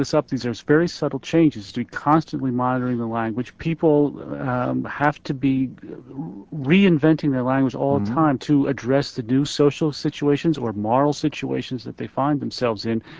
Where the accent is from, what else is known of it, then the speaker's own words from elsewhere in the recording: Philadelphia, Pennsylvania, United States; I'm from Philadelphia